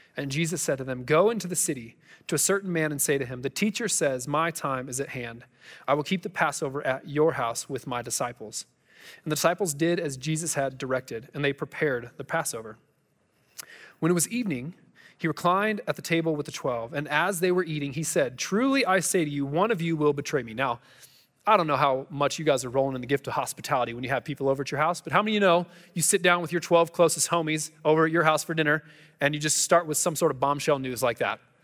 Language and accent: English; United States; as American people